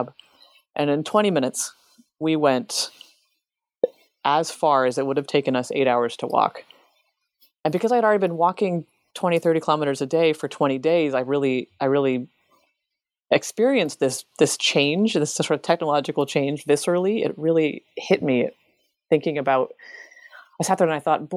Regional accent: Seattle, Washington, United States; moved away as an adult; I'm from Seattle

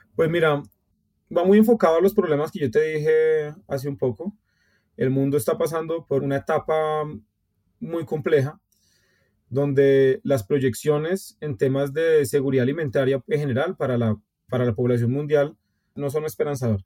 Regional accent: Colombia; somos colombianos

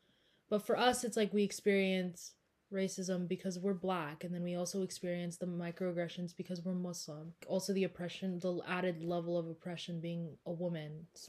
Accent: California, United States; that was just me growing up in Orange County.

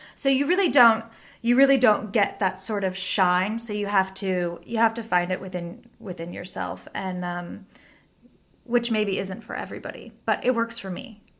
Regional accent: Bakersfield, California, United States; now in Los Angeles, United States; I grew up in Bakersfield, California

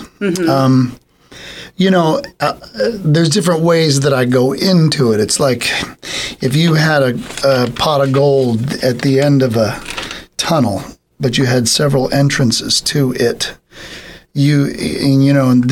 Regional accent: San Bernardino, California, United States; I grew up in San Bernardino, so San Bernardino County

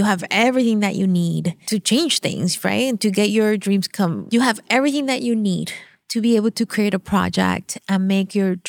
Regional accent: Venezuela; first language Spanish; English is a second language; moved away; I'm from Venezuela. So I grew up speaking Spanish

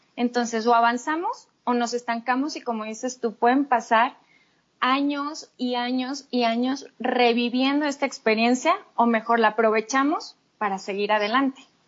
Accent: Torreón, Coahuila, Mexico; also born or lived in United Kingdom; soy de Torreón

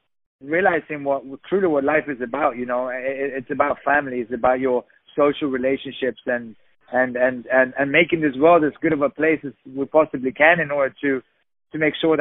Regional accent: Sweden; also born or lived in England; now in Los Angeles, United States; I'm originally from Sweden. I lived in England

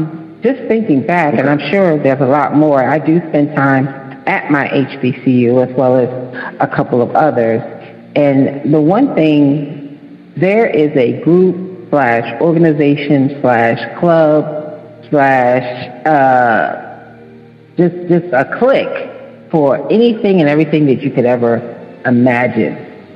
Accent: Chicago, Illinois, United States; I'm in the Detroit club because my dad lives in Detroit, but I'm from Chicago, so I'm in that club too.

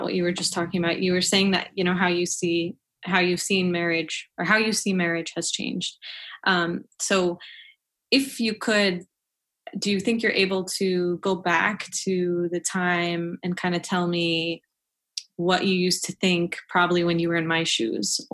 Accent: United States; also born or lived in Saudi Arabia / Pakistan; I came here when I was like 2 or 3 to the U.S.

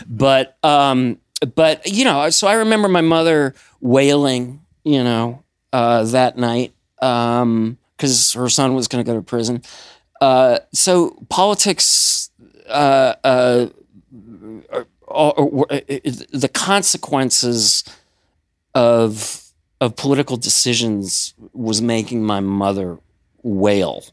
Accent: Madison, Wisconsin, United States; moved away as an adult; also born or lived in Philadelphia, Pennsylvania; I was born in Madison. When I was about, uh, three years old, I moved, uh, outside of Philly and then back to Madison for high school

